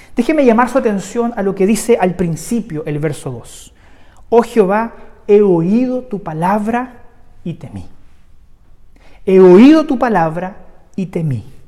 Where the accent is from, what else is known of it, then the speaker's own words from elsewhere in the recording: Chile; el contexto que hoy día vivimos como sociedad chilena